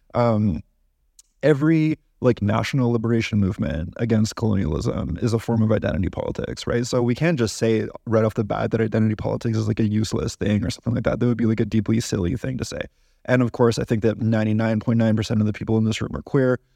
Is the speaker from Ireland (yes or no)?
no; Canada; as a Canadian